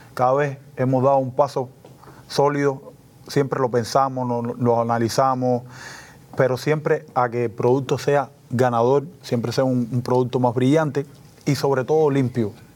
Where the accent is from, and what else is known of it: Cuba